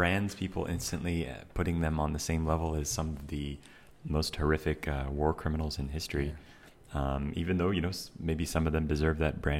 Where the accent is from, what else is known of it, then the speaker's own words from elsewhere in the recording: Germany; I think when you're growing up in Germany, you're learning about the history of your own country